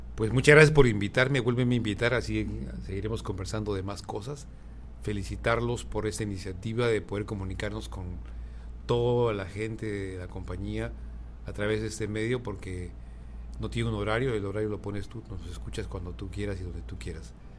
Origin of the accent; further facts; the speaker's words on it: Arequipa, Peru; moved away as an adult; also born or lived in Ecuador / Colombia; now in Mexico; nací en una ciudad del Perú que se llama Arequipa